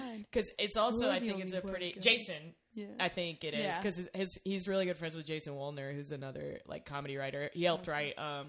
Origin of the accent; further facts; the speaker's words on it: Lancaster, South Carolina, United States; moved away as an adult; now in Chicago, United States; I'm from Lancaster, South Carolina originally.